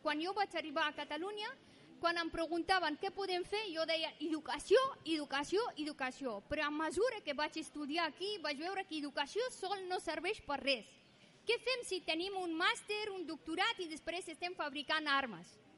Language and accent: Catalan; Afghanistan; moved away; jo sóc d'Afganistan